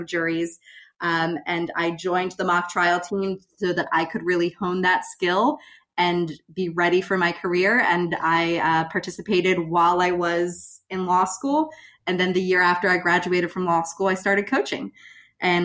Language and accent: English; York, Pennsylvania, United States; I'm from York, Pennsylvania. So kind of a small town area, middle of Pennsylvania. I went to West York Area High School